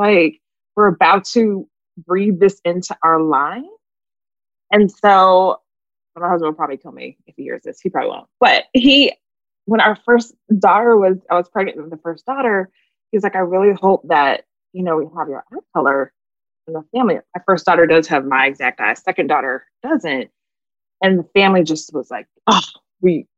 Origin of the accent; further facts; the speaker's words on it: Phoenix, Arizona, United States; moved away; also born or lived in Florida / Atlanta; I grew up in Phoenix, so I was around white kids and Mexicans